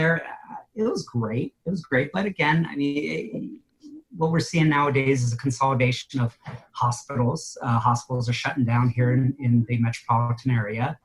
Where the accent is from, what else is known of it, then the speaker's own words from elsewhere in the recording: California, United States; moved away; also born or lived in New York / Caribou, Maine; I'm originally born and raised in California